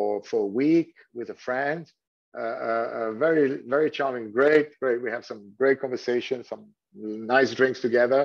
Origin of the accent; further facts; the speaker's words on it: Switzerland; first language French; English is a second language; moved away as an adult; also born or lived in Thailand; now in Phuket, Thailand; I'm from Switzerland. So, I'm, you know, from a quite, you know, young age, we're familiar to hear, you know, foreign language, you know, because I mean, French is my mother tongue